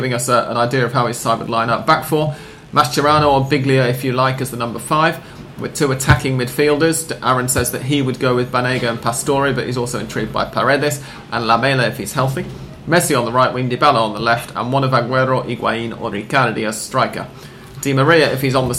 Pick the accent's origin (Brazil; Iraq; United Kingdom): United Kingdom; England; I'm English